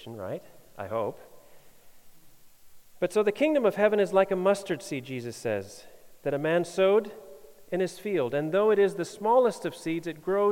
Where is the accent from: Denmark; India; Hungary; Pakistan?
Denmark; I get asked where Denmark is when I say I'm from Denmark